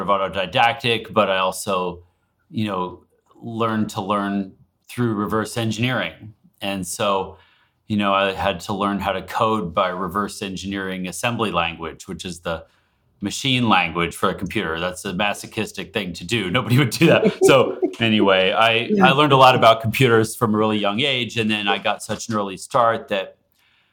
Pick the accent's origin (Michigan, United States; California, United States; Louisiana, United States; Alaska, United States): Alaska, United States; now in Seattle, United States; I grew up in Alaska